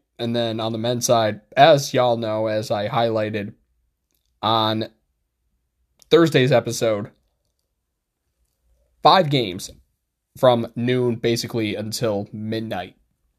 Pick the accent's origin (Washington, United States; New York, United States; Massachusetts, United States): New York, United States; Utica; I'm a Utica native